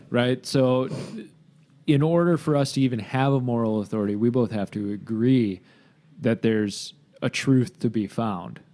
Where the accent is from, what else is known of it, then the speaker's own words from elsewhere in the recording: Grand Haven, Michigan, United States; my hometown